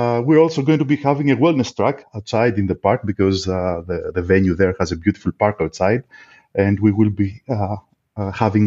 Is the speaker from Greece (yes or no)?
yes; Greece; I'm from Greece